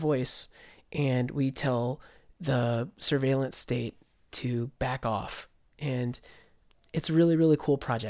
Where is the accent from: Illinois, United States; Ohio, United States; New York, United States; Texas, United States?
Texas, United States; Austin; Austin, Texas, my hometown